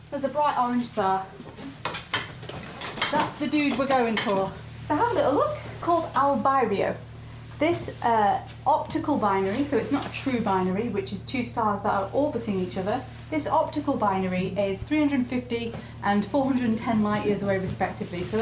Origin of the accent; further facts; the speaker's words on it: Ramsbottom, North West England, United Kingdom; We're from Ramsbottom in very near Greater